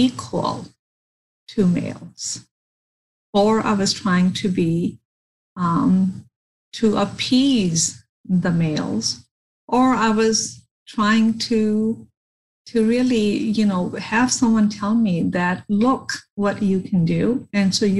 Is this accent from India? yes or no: yes; India; growing up in India